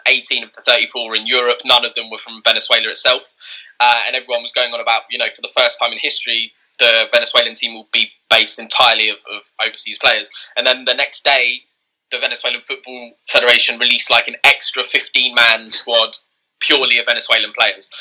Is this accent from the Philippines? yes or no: no; England, United Kingdom; born and raised in England